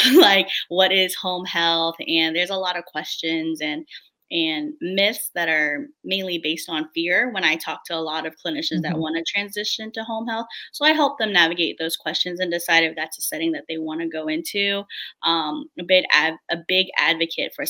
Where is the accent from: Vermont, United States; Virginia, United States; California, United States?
Virginia, United States; D.C.; I am from Virginia, born and raised right outside of Washington, D.C.